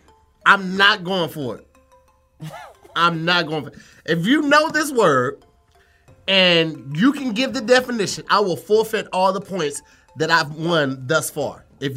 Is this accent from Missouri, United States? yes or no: yes; St. Louis, Missouri, United States; Because I'm from St. Louis.